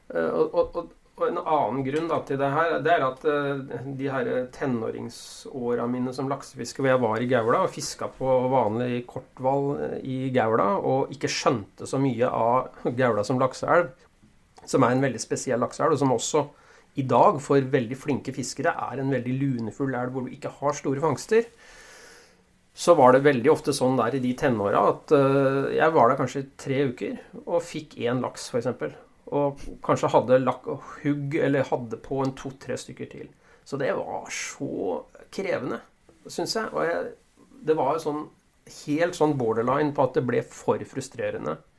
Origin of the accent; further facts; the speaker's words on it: Ski, Akershus, Norway; moved away; jeg kom jo fra Oslo-området, fra Ski nærmere bestemt